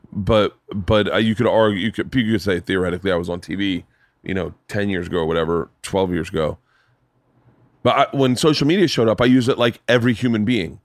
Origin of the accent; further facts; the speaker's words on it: Florida, United States; I grew up in Florida